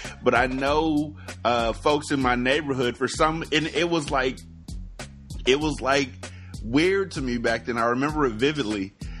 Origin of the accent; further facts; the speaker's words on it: West Coast, United States; I'm from the West Coast, dude.